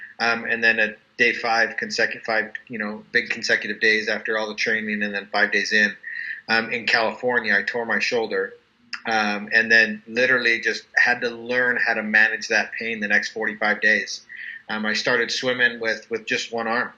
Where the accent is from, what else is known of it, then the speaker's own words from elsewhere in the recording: Calgary, Alberta, Canada; now in Utah, United States; I'm originally from Calgary, Alberta, Canada.